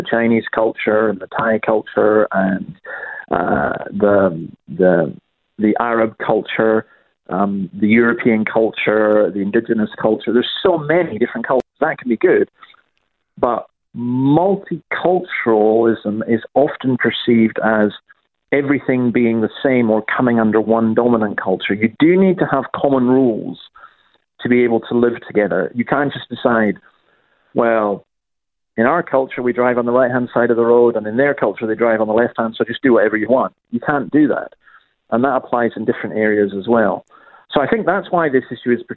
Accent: Scotland, United Kingdom; I'm quite proud of my own background. I'm Scottish

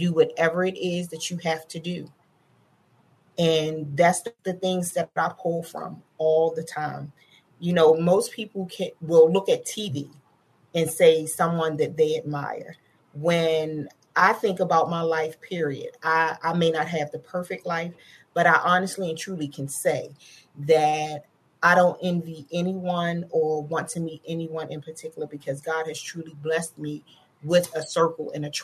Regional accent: Baltimore, Maryland, United States; I grew up in the heart of Baltimore City. I grew up in Northwest Baltimore City, in an area called

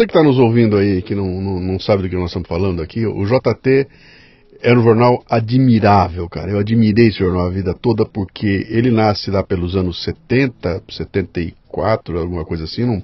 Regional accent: Marília, São Paulo, Brazil; born or raised there

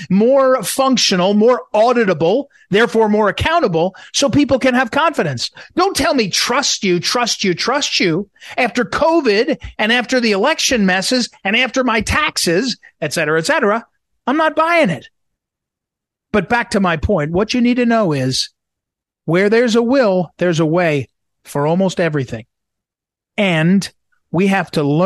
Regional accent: St. Louis, Missouri, United States; moved away; I'm from St. Louis. I lived in St. Louis, as I was telling you, for 25 years.

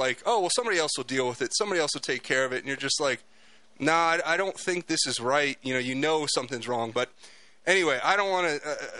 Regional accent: South Florida, United States; moved away; also born or lived in California; I grew up in South Florida

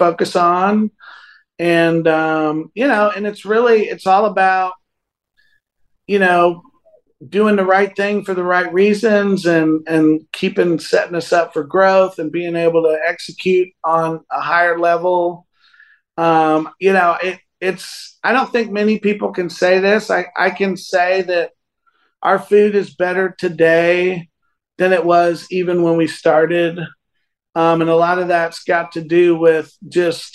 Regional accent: Northern Virginia, United States; he's a guy that I grew up with in Northern Virginia

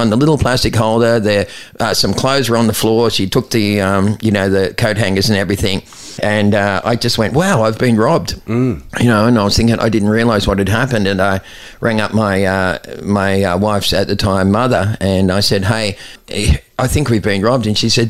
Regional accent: Aruba; I was doing it from the time I came from Aruba, right, because I thought I had a head start on everyone.

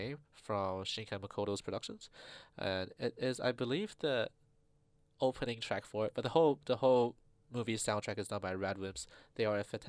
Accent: China; moved away; I grew up in China

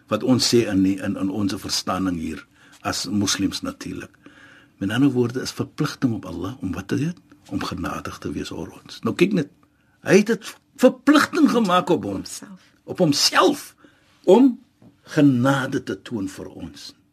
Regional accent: Western Cape, South Africa; ons as Suid-Afrikaners in ons in die Kaap

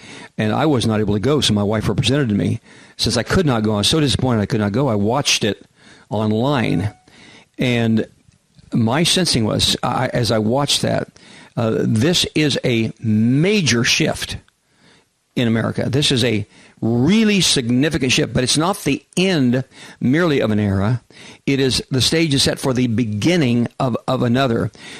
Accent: Kansas, United States; also born or lived in Oklahoma City, Oklahoma; now in San Diego, United States; I lived in Oklahoma City at one point, and I'm from Kansas

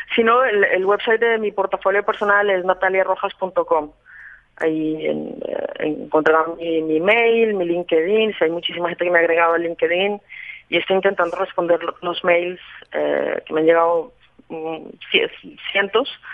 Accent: Colombia; yo soy colombiana, me siento colombiana y mi familia es colombiana

